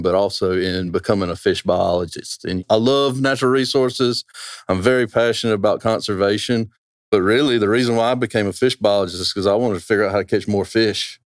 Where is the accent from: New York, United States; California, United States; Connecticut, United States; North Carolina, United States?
North Carolina, United States; Roanoke Rapids; I'm from Roanoke Rapids, right there, just down the road. I was walking distance from this river growing up